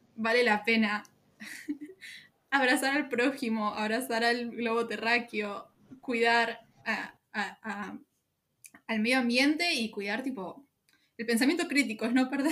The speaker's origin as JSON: {"language": "Spanish", "country": "Argentina", "said": "Mi país, mi país"}